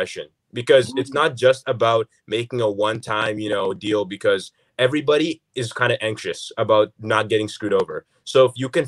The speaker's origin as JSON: {"language": "English", "country": "Canada", "said": "we're Canadian, and we go to the States to see family, go to the New York, but it's not like we live in the States"}